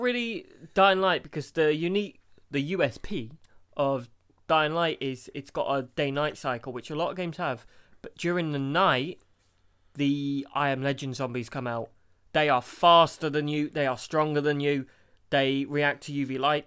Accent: United Kingdom; we're British

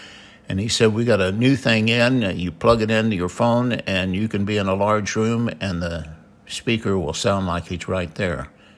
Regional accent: Midwest, United States; Yeah, we were raised in the Midwest, and we'll talk about

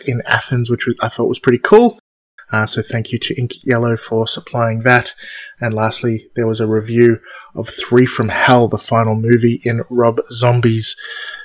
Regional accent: Australia; Me being Australian

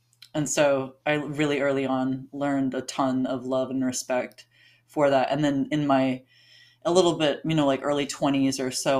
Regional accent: Alaska, United States; moved away as an adult; also born or lived in Hawaii; now in Portland, United States; growing up in Alaska

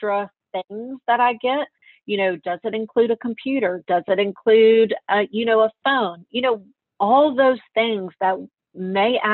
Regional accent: Meridian, Mississippi, United States; I'm from Meridian, Mississippi

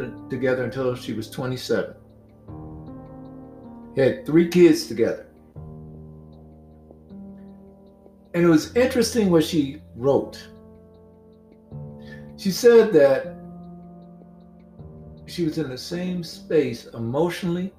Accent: Mississippi, United States; I used to see this growing up in Mississippi.

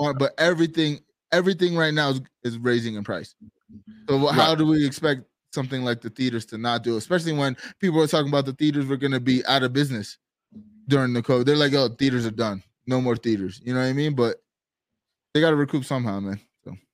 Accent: Florida, United States; I'm from Florida

